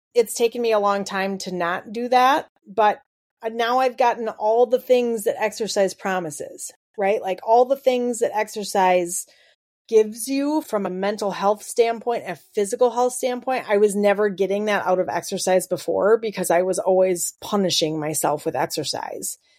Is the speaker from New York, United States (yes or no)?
no; Wisconsin, United States; we're from Wisconsin and that's the culture